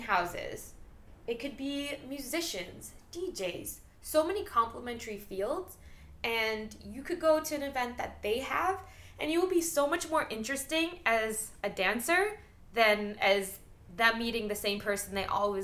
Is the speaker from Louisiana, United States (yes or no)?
no; New York, United States; moved away; I'm from New York